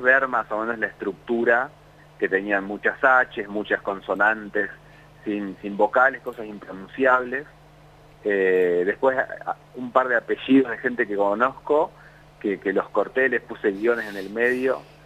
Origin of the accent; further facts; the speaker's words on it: La Plata, Buenos Aires Province, Argentina; yo soy de La Plata